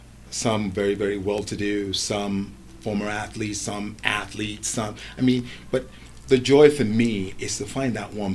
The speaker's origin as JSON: {"language": "English", "region": "Lagos", "country": "Nigeria", "tie": "born or raised there", "moved": "yes", "lives_now": "England, United Kingdom", "said": "I remember growing up in Nigeria before I moved to England. I was always very, very athletic, especially playing sports against local streets in Lagos and whatnot."}